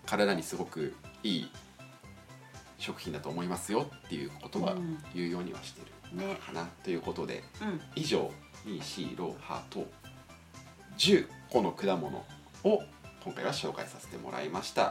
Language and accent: Japanese; Niigata, Japan; あの、うちの地元周り、実家周りで